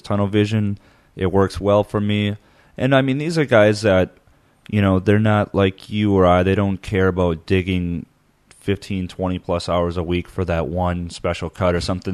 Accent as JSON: {"language": "English", "region": "Midwest", "country": "United States", "tie": "born or raised there", "moved": "yes", "said": "growing up in the Midwest"}